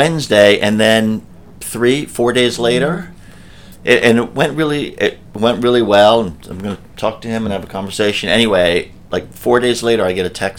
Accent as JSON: {"language": "English", "region": "New York", "country": "United States", "said": "being a New Yorker"}